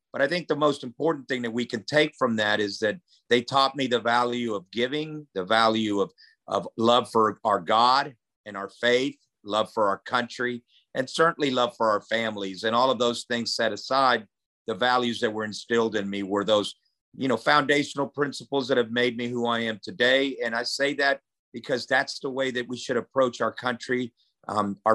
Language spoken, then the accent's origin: English; Germany; now in Lawton, United States; I was a transplant down in Lawton, Oklahoma, where I came from Germany.